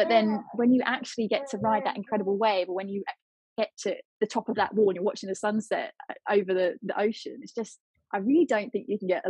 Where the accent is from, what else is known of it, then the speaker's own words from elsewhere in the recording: Portsmouth, South East England, United Kingdom; My dad was a sailor, he was in the Navy, and I grew up in Portsmouth for a little bit of my life.